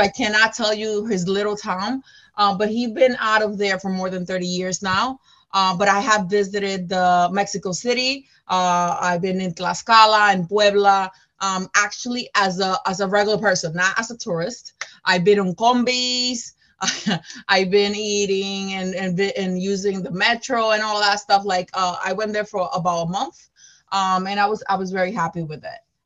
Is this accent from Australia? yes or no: no; Dominican Republic; also born or lived in Bronx, New York / Queens, New York; now in New York City, United States; i am from new york city I was I came here from the Dominican Republic uh, 17 years ago um, to the Bronx, New York.